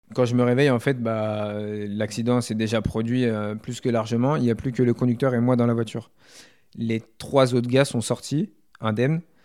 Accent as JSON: {"language": "French", "town": "Issoudun", "region": "Centre-Val de Loire", "country": "France", "tie": "born or raised there", "also_born_or_lived": "Tours / Le Poinçonnet", "moved": "as an adult", "said": "J'ai été très longtemps à Issoudun"}